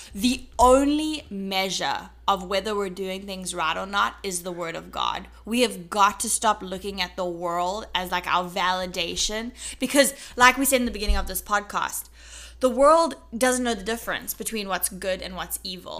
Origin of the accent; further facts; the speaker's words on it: South Africa; accent: South African; now in United States; As a South African, I'm a South African citizen.